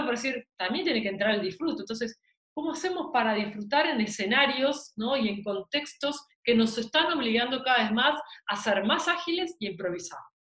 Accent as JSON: {"language": "Spanish", "country": "Argentina"}